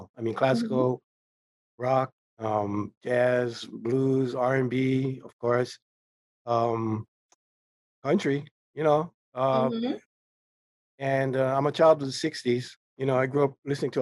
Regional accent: Honolulu, Hawaii, United States; I graduated from Farrington High School. Mm-hmm. I'm from Kalihi, you know, in Honolulu

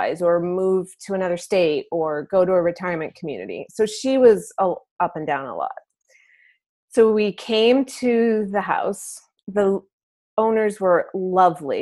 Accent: Maine, United States; I'm from Maine

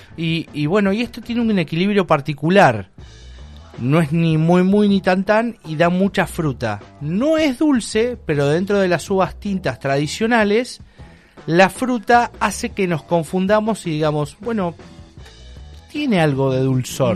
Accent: Argentina

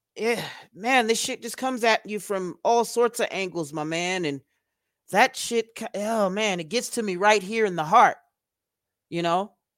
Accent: United States; as an American

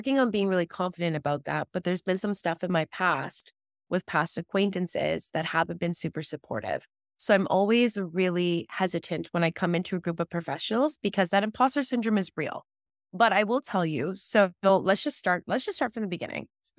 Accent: Ontario, Canada; I'm from Ontario, Canada. For all the American followers, I actually border Detroit, Michigan. So I'm looking into Detroit right now from my bedroom. So I'm right on the border.

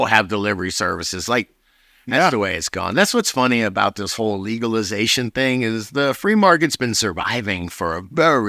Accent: New York City, New York, United States; I'm from New York fucking city, all right?

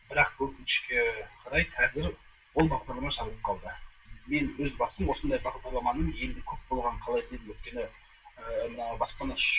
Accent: Kyzylorda, Kyzylorda Region, Kazakhstan; also born or lived in Almaty, Kazakhstan; now in Astana, Kazakhstan; бұған дейін алматыда тұрғанмын он сегіз жылдай туған жерім қызылорда

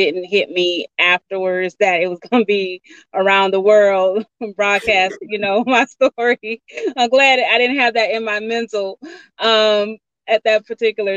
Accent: Georgia, United States; I'm from Georgia, so grew up in a little small town

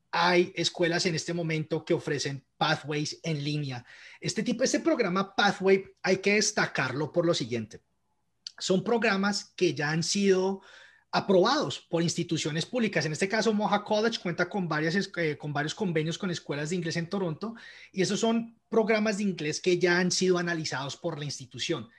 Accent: Colombia; moved away as an adult; now in Canada; cuando estaba creciendo en Colombia

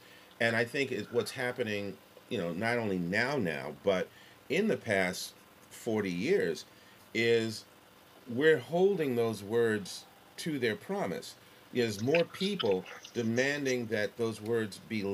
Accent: New York City, New York, United States; Growing up in New York City

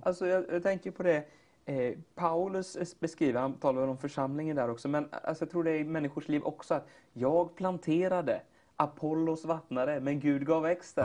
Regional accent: Katrineholm, Södermanland, Sweden; also born or lived in Flekkefjord, Norway; now in Gothenburg, Sweden; Flyttade till Sverige och hamnade i Katrineholm

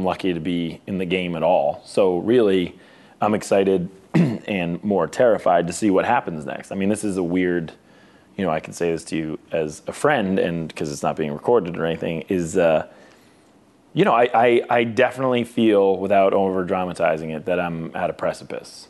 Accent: Boston, Massachusetts, United States; we're both from Boston

